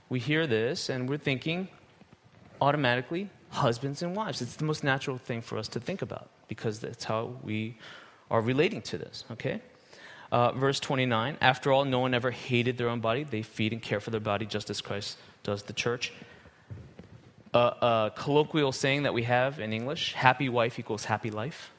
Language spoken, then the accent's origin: English; United States; moved away as an adult; I was born in America, raised in America, lived there almost my whole life for 40 years